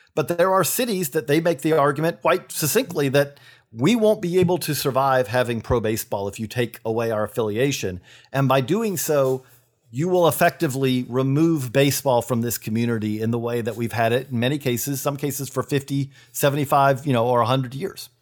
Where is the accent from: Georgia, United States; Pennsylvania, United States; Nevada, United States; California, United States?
Georgia, United States; Perry; I'm from Perry, Georgia